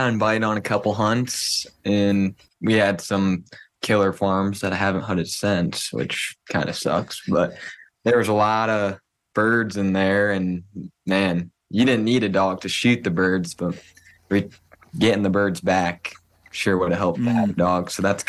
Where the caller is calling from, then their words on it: Cedar Falls, Iowa, United States; I am calling from Cedar Falls, Waterloo area of Iowa, and I run a German short hair pointer.